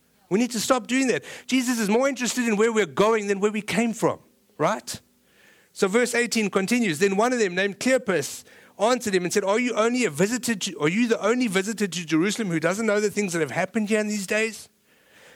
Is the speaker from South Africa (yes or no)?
yes; South Africa; moved away; I'm South African